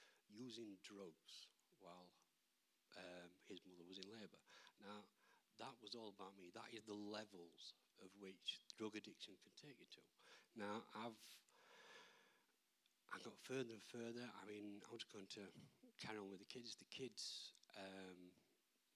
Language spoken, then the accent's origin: English; Barnsley, Yorkshire and the Humber, United Kingdom; I grew up in Barnsley